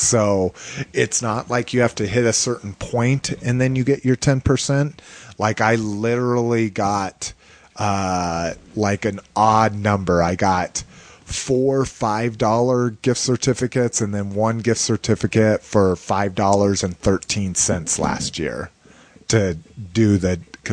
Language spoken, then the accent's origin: English; Albuquerque, New Mexico, United States; in my hometown of Albuquerque, New Mexico